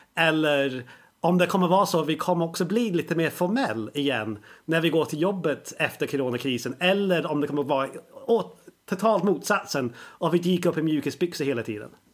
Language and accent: Swedish; England, United Kingdom; now in Sweden; när jag växte upp i England så gick jag i skolan